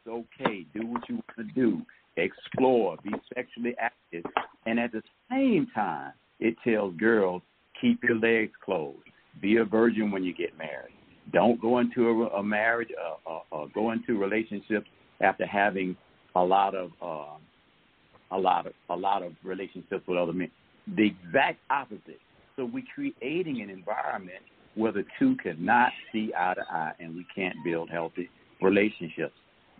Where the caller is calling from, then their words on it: Atlanta, Georgia, United States; I'm calling from